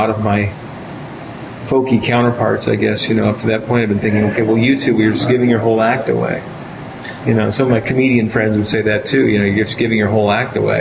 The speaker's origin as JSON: {"language": "English", "region": "California", "country": "United States", "said": "I come from California, and where I live, you know, there are 87 progressive things to do on any given night."}